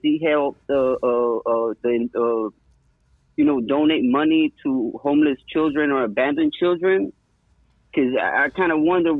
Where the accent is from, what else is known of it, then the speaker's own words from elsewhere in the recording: Mexico; also born or lived in Los Angeles, United States; now in New Jersey, United States; I'm in New Jersey, but I'm actually from Mexico. I'm born in Mexico, then I live in L.A., and then I moved to the East Coast.